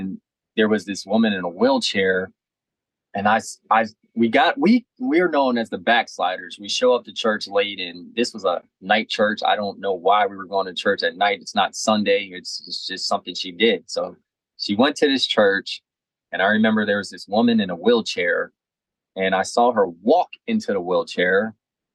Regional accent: Maryland, United States; I'm from Maryland.

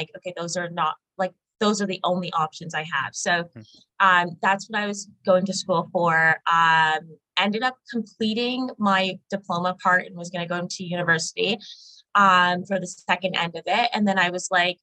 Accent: Markham, Ontario, Canada; also born or lived in Oshawa; I grew up in Markham, so York region, actually

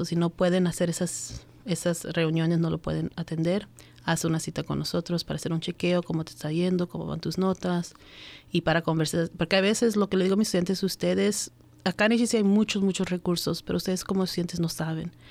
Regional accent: Montgomery County, Maryland, United States; yo me recuerdo criándome acá en, en Maryland cuando era chiquita, nosotros somos peruanos y solo había un restaurante peruano. Ahora yo crecí en Montgomery County

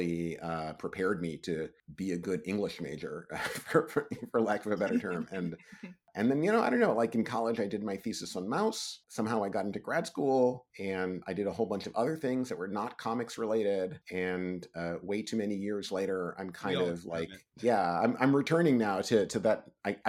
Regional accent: New York, United States; I grew up in New York

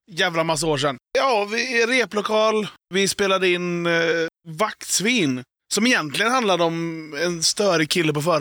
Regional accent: Skövde, Västra Götaland, Sweden; Men vi kommer från Skövde och där är inte vakter så känsliga.

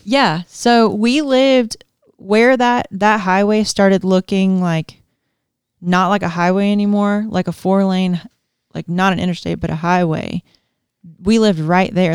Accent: Georgia, United States; moved away; growing up in Georgia, like, we have tornadoes

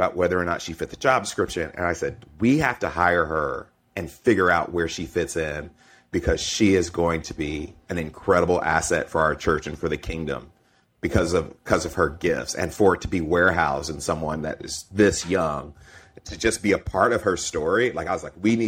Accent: Stone Mountain, Georgia, United States; also born or lived in Mississippi; I grew up in Mississippi and Georgia

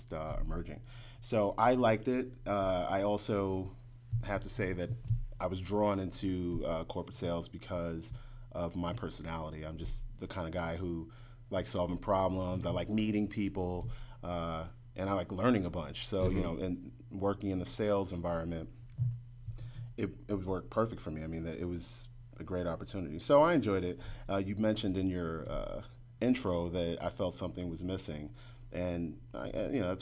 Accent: New York City, New York, United States; moved away; I was raised in New York City

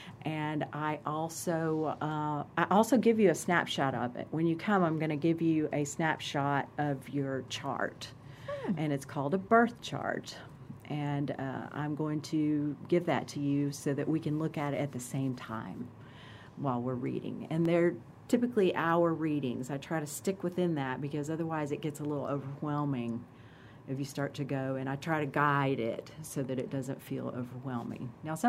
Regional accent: Germany; born there; Like, for example, I was born in Germany.

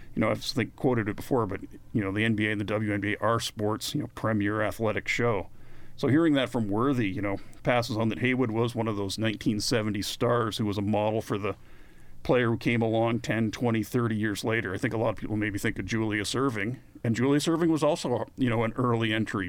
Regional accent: Canada; we're Canadian

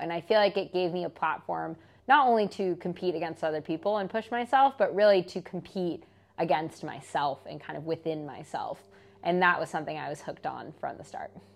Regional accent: Marin, California, United States; where I grew up in Marin

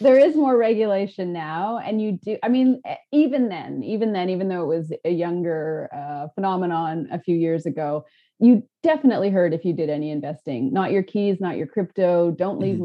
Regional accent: Canada; I'm a Canadian filmmaker

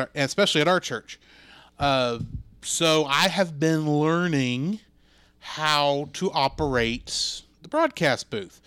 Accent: Texas, United States; I grew up in Texas

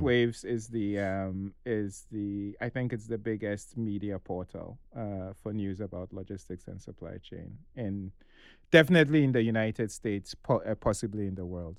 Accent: Ghana; I am Nigerian

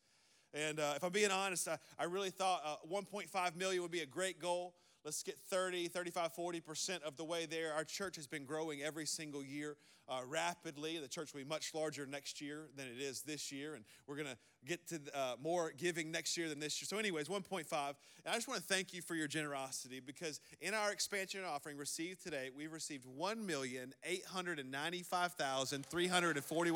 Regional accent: the South, United States; I'm from the South

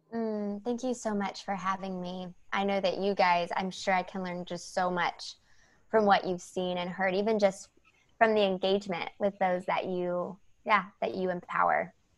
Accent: the South, United States; I grew up in the South

